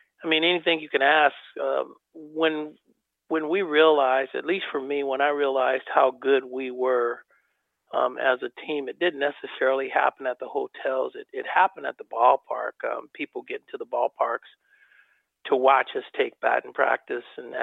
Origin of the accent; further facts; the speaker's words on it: Oakland, California, United States; my hometown of Oakland